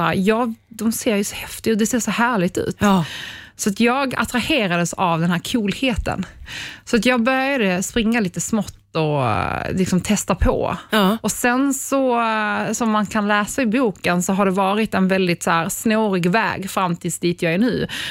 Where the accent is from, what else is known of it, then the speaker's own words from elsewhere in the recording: Ystad, Skåne, Sweden; moved away; also born or lived in Poland / Norrtälje; Jag kommer från Ystad